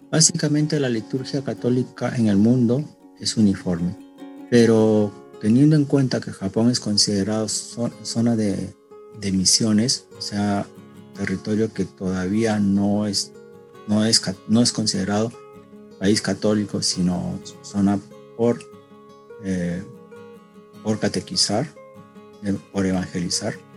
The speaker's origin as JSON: {"language": "Spanish", "country": "Peru", "moved": "yes", "lives_now": "Japan", "said": "que en su mayoría somos peruanos"}